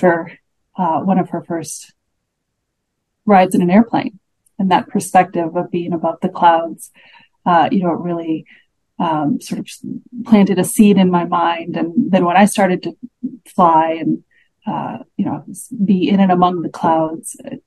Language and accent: English; Chicago, Illinois, United States; I grew up in Chicago with the Art Institute of Chicago there